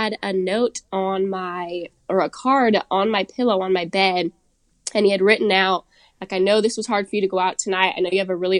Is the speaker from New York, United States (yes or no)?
no; Seattle, Washington, United States; I'm originally from Seattle